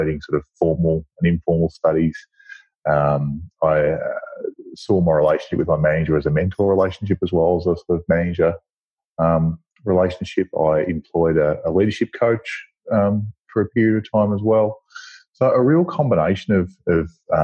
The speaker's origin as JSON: {"language": "English", "town": "Birchip", "region": "Victoria", "country": "Australia", "tie": "born or raised there", "also_born_or_lived": "Swan Hill", "said": "I was born in Swan Hill and grew up in Birchip."}